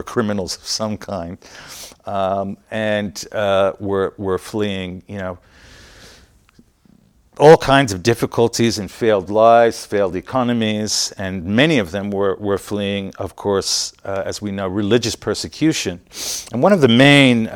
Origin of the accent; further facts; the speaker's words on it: London, United Kingdom; also born or lived in Utah, United States; now in San Francisco, United States; I grew up in England